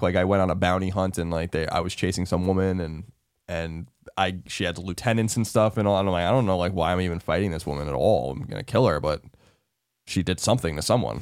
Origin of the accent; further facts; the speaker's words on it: New York, United States; I'm from New York